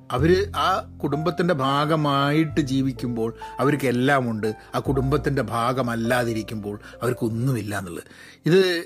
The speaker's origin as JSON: {"language": "Malayalam", "town": "Kozhikode", "region": "Kerala", "country": "India", "tie": "born or raised there", "also_born_or_lived": "United Kingdom / London", "moved": "as an adult", "lives_now": "United States", "said": "ഞാനൊക്കെ കോഴിക്കോട് ജനിച്ച് വളർന്ന് വരുന്ന സാഹചര്യത്തിലൊക്കെ തന്നെ വളരെ പ്രിവിലേജ്ഡ് ആയിട്ടാണ്"}